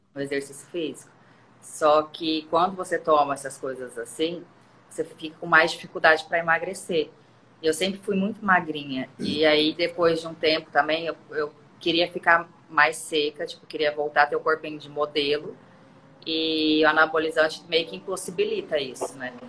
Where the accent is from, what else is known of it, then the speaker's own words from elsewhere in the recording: Londrina, Paraná, Brazil; moved away as an adult; now in Rio de Janeiro, Brazil; Eu saí de uma cidadezinha, eu saí de Londrina. Mas a minha infância eu vivi numa cidade muito pequenininha, que era Grande Silos